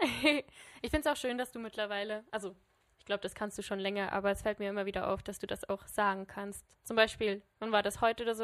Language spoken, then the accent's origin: German; Switzerland; als Schweizer